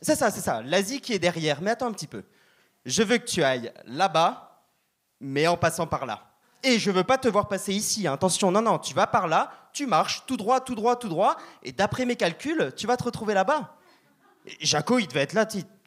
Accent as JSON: {"language": "French", "country": "France", "moved": "yes", "lives_now": "Canada", "said": "je suis français"}